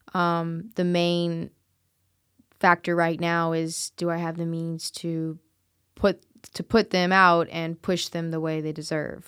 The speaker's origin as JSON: {"language": "English", "town": "New Orleans", "region": "Louisiana", "country": "United States", "moved": "yes", "lives_now": "Memphis, United States", "said": "I'm originally from New Orleans, and I've always, you know, had ties there, a lot, tons of family there"}